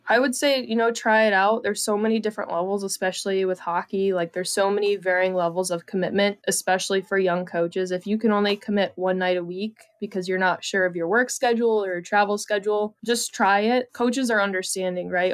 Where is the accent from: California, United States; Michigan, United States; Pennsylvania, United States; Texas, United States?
Michigan, United States; New Baltimore; I grew up New Baltimore, Michigan, thirty-five minutes northeast of Detroit